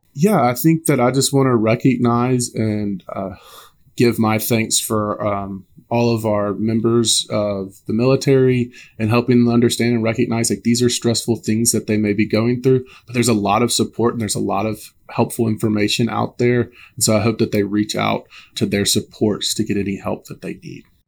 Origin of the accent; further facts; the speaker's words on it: Alabama, United States; I'm originally from Alabama